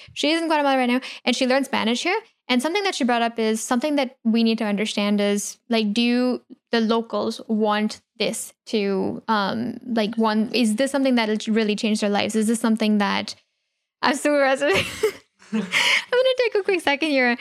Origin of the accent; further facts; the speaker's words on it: India; growing up in India